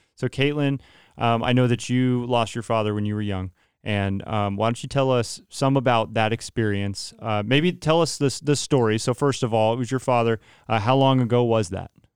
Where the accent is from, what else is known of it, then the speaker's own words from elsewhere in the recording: Modesto, California, United States; moved away as an adult; we're from the Modesto area